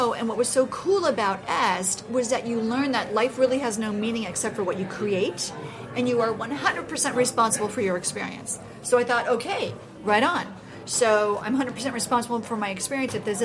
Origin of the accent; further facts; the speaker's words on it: Los Angeles, California, United States; moved away; where I grew up in Los Angeles